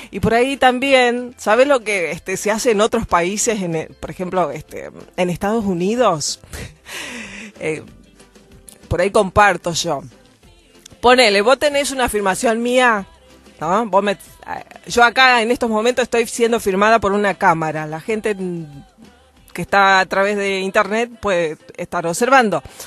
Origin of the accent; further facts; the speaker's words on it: Argentina; yo, por ejemplo, soy nacida en Argentina